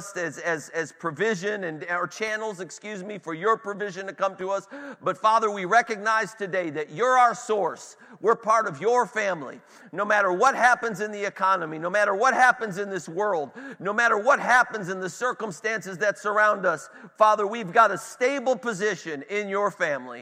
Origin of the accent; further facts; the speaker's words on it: Cleveland, Ohio, United States; I'm from Cleveland